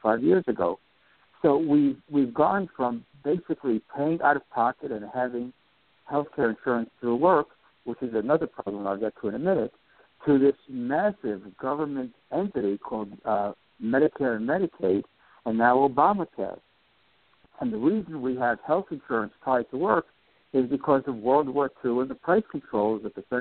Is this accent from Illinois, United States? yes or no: no; New York City, New York, United States; as a kid growing up in New York City in the 1950s